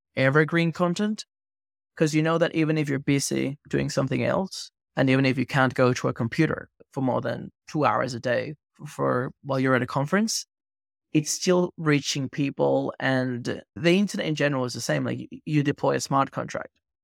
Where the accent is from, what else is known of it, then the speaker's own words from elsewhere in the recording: Venezuela; I grew up in Venezuela